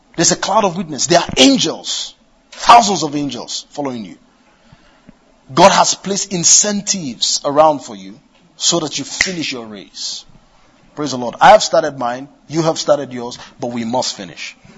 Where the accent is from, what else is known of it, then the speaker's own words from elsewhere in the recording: Kano, Kano State, Nigeria; I was born in Kano, grew up in Kano